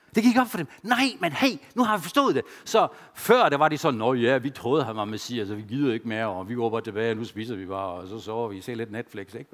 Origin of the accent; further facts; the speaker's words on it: Germany; Danish is a second language; now in Denmark; jeg følte mig stadigvæk som tysker